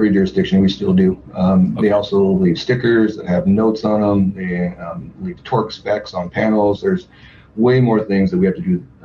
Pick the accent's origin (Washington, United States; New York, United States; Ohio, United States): Washington, United States; Tacoma; now in Everett, United States; So I recently moved up to Everett from Tacoma. Um, I lived in Tacoma my, my whole life